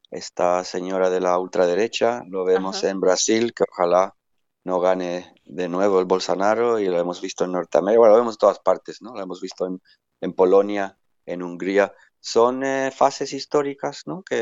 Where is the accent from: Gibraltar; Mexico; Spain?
Gibraltar; Definitivamente mi tierra, mis raíces es Gibraltar, ahí es donde entiendo el idioma, entiendo el lenguaje